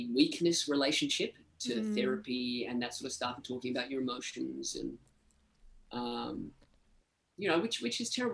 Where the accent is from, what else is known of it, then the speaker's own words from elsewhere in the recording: Victoria, Australia; moved away; I grew up in this time called Black Saturday, which were like some of the biggest bushfires in Australian history